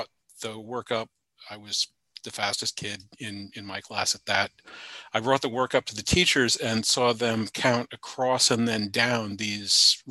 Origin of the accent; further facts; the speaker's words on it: Charlottesville, Virginia, United States; I went to University of Virginia, which is in my hometown, Charlottesville